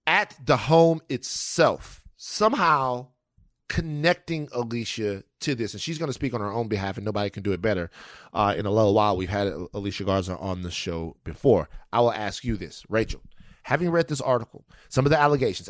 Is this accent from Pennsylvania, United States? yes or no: no; Louisiana, United States; moved away; also born or lived in California; I'm from Louisiana and I went straight to California